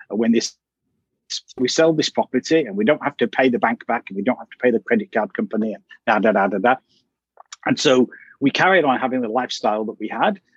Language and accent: English; Manchester, North West England, United Kingdom; moved away as an adult; also born or lived in London; I'm from Manchester in the north of England